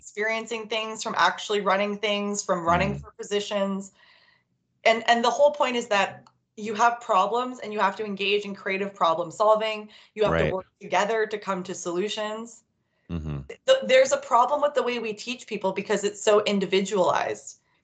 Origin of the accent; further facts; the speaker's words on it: Surrey, British Columbia, Canada; I grew up in Surrey